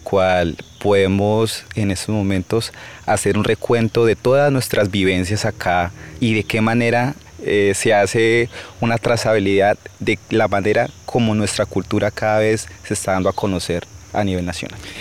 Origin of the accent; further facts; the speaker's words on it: Mitú, Vaupés, Colombia; soy de Mitú Baupés